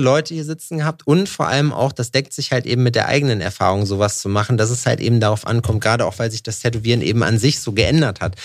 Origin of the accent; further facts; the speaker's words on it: Thuringia, Germany; Ich komme aus Thüringen